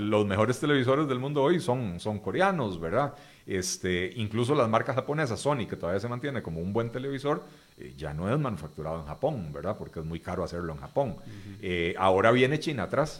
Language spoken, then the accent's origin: Spanish; Costa Rica